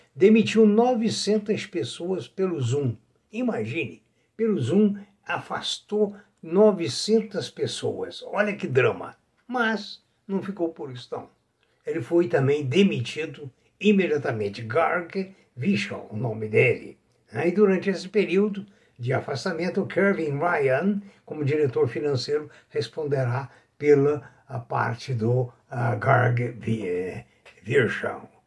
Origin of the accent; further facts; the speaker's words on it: Brazil; sou brasileiro, amo essa pátria